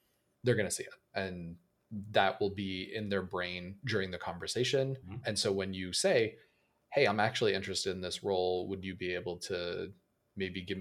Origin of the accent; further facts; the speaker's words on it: Canada; a Canadian developer